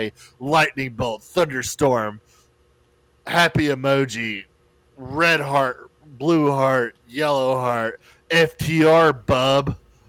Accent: Canton, Ohio, United States; I'm from Canton, Ohio.

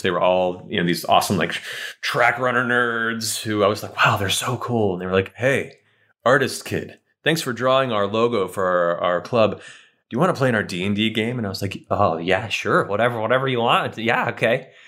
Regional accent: California, United States; also born or lived in Florida; we moved from Florida to California when I was nine

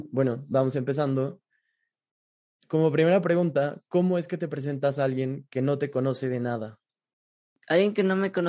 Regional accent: Ecuador; Sí, yo nací en Ecuador.

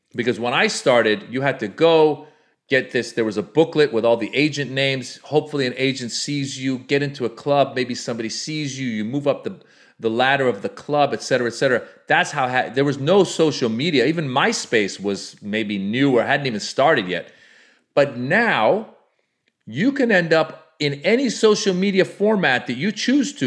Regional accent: United States; as an Iranian American, I grew up in, in America

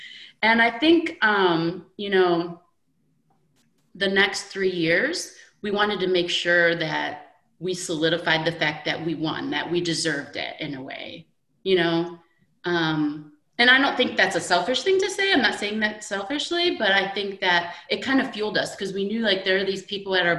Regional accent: Midwest, United States; we're basically all from the Midwest, most of us, I would say.

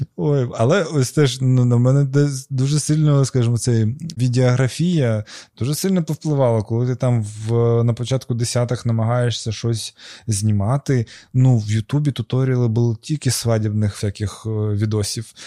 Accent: Crimea, Ukraine; я з Криму

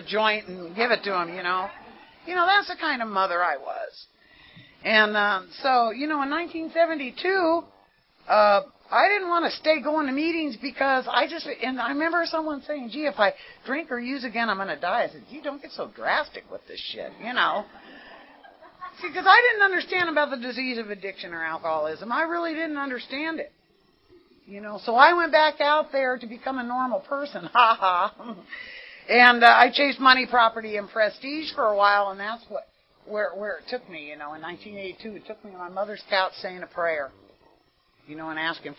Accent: San Jose, California, United States; now in Carson City, United States; I was born in San Jose, California, to, like I say, Italian Catholic parents

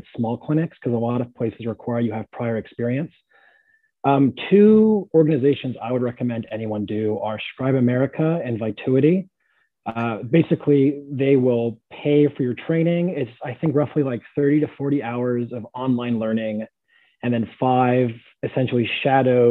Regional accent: San Jose, California, United States; moved away as an adult; now in Pittsburgh, United States; Born and raised San Jose, California

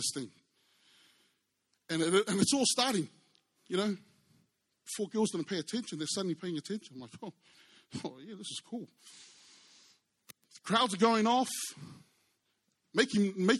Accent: New Zealand; I was brought up in New Zealand by Samoan parents.

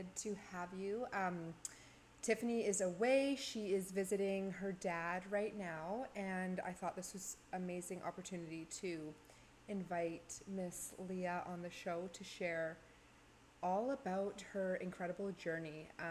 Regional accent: New Westminster, British Columbia, Canada; also born or lived in Pitt Meadows; now in Maple Ridge, Canada; I was born New West

